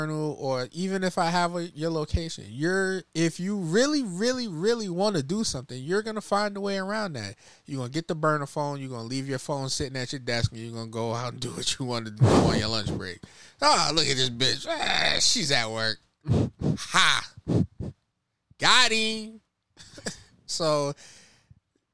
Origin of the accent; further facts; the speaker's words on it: New York, United States; I'm from New York